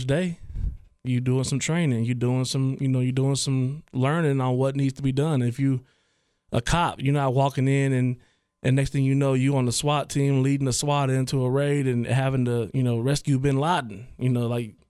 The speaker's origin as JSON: {"language": "English", "town": "Trotwood", "region": "Ohio", "country": "United States", "tie": "born or raised there", "also_born_or_lived": "Dayton, Ohio", "lives_now": "Oakwood, United States", "said": "growing up in Troutwood"}